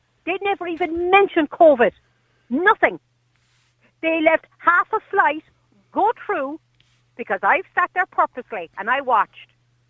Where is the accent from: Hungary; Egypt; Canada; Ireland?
Ireland; I'm an Irish citizen, I need to get home.